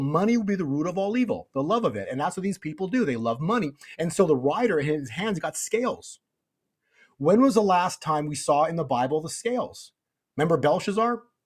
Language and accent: English; Canada; moved away; I used to be in Canada, I was born in Canada